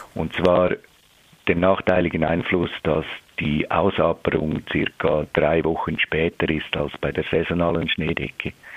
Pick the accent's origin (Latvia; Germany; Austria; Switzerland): Switzerland; bei uns in der Schweiz